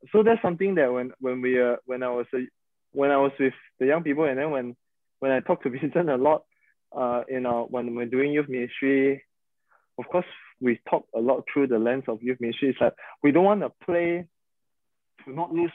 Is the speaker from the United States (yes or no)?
no; Sabah, Malaysia; we are from Sabah